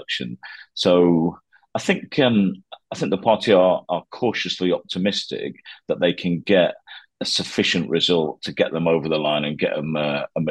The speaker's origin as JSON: {"language": "English", "region": "Yorkshire and the Humber", "country": "United Kingdom", "also_born_or_lived": "Nottingham", "moved": "as an adult", "said": "I was from South Yorkshire."}